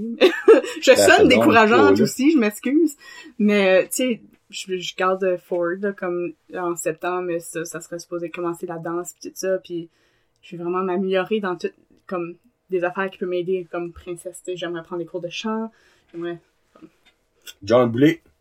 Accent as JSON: {"language": "French", "region": "Acadia", "country": "Canada", "said": "Puis là moi à chaque fois que je m'inscris, je leur dis je suis acadienne."}